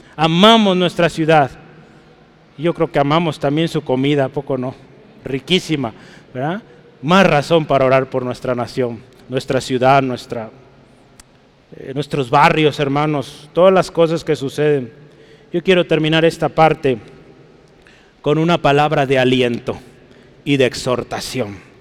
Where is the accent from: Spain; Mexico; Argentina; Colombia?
Mexico; Guadalajara, Jalisco; usted y yo somos mexicanos, amén. Somos tapatíos, somos pues de Jalisco